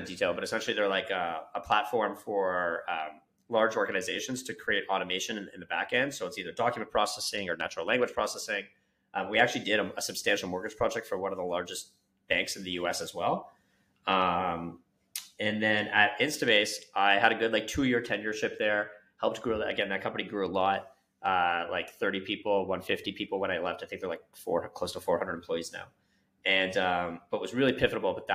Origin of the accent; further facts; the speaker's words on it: Canada; moved away as an adult; I'm from Canada.